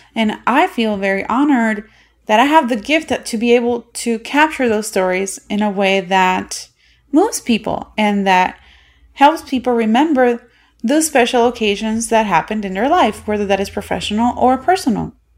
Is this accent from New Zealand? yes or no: no; Puerto Rico; moved away as an adult; now in United States; I am from Puerto Rico, and I was born and bred there, and I only moved to the United States in two thousand eleven